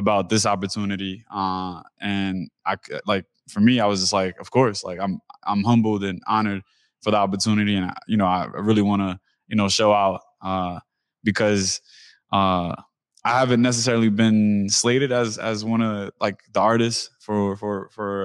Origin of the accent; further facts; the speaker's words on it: New York City, New York, United States; moved away as an adult; now in Seattle, United States; I come from East New York, Brooklyn, which is predominantly Black and Hispanic, Caribbean